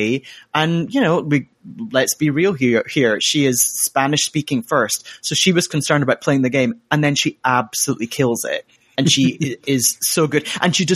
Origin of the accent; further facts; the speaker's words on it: Glasgow, Scotland, United Kingdom; Queen of my hometown, what, well, I'm Glasgow